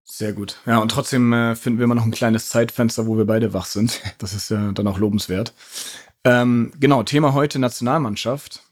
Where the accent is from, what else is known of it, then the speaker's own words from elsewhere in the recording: Hamburg, Germany; Ich bin ja in Hamburg äh, geboren und aufgewachsen.